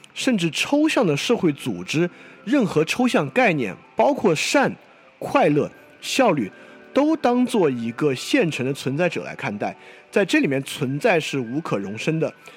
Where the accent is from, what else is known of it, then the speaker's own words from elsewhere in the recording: China; 作为一个中国人